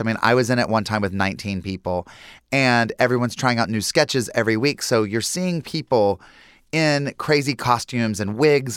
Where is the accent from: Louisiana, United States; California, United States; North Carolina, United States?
North Carolina, United States; Lincolnton; Growing up in Lincolnton, North Carolina, there was Sally's Bridge